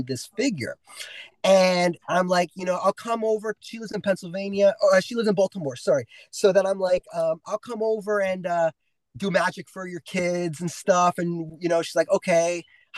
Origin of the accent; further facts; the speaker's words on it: Toronto, Ontario, Canada; I'm from Toronto